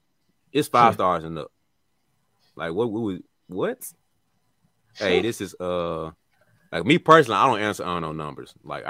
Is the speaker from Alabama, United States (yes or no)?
yes; Birmingham, Alabama, United States; We're from Birmingham, Alabama. We got to say what we can get.